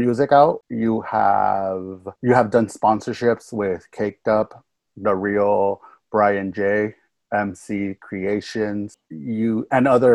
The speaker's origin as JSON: {"language": "English", "region": "California", "country": "United States", "tie": "born or raised there", "said": "I was born and raised out here in California, and I'm a Valley kid"}